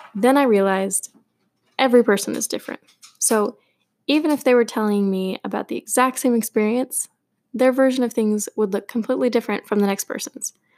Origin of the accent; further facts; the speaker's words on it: Portland, Oregon, United States; I was born and raised in Portland, Oregon